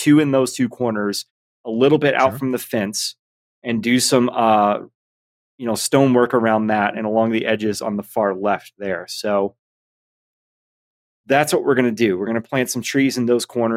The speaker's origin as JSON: {"language": "English", "town": "Atlanta", "region": "Georgia", "country": "United States", "tie": "born or raised there", "moved": "yes", "lives_now": "Utah, United States", "said": "Atlanta, Georgia. Born and raised. SEC country"}